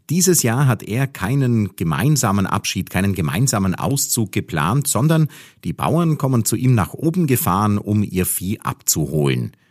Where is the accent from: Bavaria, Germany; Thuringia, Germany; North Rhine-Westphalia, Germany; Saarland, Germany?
Bavaria, Germany; Oberstaufen; ich komme aus Oberstaufen und wir werden den Podcast in so einem, wie soll man sagen, fremdenverkehrstauglichen Dialekt machen. Ja, nicht ganz Hochdeutsch, nicht ganz Dialekt, etwas dazwischen.